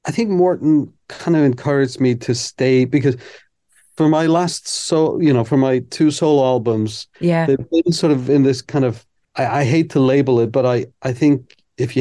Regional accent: Iceland; I'm from Iceland

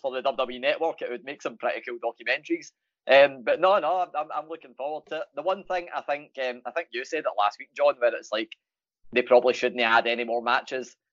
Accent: Glasgow, Scotland, United Kingdom; I'm Glaswegian

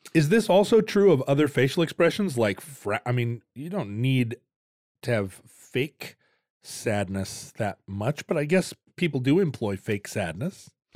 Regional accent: Seattle, Washington, United States; the Seattle smile, because that's kind of characteristic of our region.

